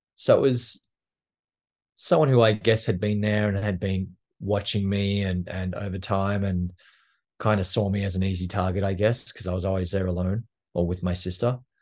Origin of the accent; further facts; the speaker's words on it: Australia; now in New York, United States; I am Australian, and I grew up in a little town just outside of Canberra